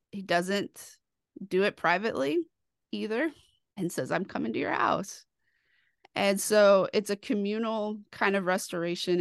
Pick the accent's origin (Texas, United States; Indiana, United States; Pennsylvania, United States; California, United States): Texas, United States; Dallas; I grew up in Dallas, where I like to say I grew up in the shadows of First Baptist Dallas